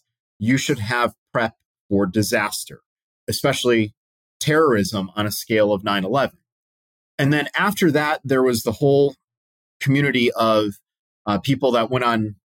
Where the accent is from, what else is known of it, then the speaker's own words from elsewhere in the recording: Connecticut, United States; moved away as an adult; also born or lived in Utah; now in North Carolina, United States; my home state of Connecticut